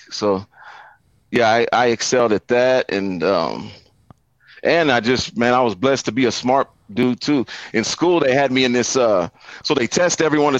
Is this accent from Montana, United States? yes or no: no; Denver, Colorado, United States; I was born in East Denver, close to what we call Five Points.